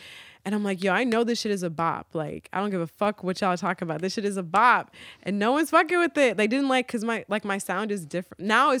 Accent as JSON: {"language": "English", "region": "Virginia", "country": "United States", "said": "Because I'm like, yo, I'm from Virginia. Like, I never felt at home in New York. Like, I always claimed Virginia."}